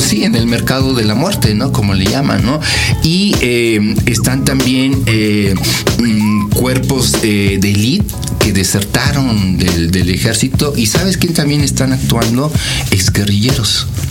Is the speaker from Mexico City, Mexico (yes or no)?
yes; Mexico City, Mexico; soy de, México, de México, del Distrito Federal